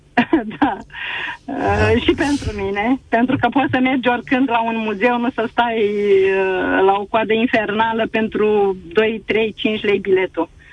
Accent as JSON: {"language": "Romanian", "town": "Galați", "region": "Galați County", "country": "Romania", "said": "Eu sunt din Galați"}